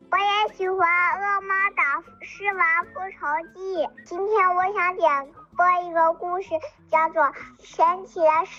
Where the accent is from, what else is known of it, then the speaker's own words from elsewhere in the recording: Dalian, Liaoning, China; 我我今年三岁半了，我来自大连，